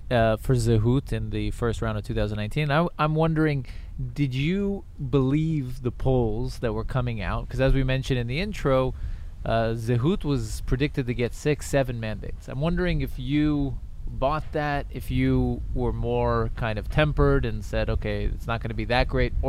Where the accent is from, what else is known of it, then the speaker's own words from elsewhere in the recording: United States; moved away as an adult; now in Israel; I'm American.